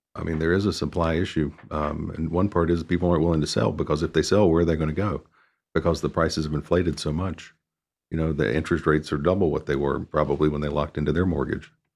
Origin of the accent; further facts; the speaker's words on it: Mooresville, North Carolina, United States; I grew up in Mooresville, I remember it had a population of about eight thousand.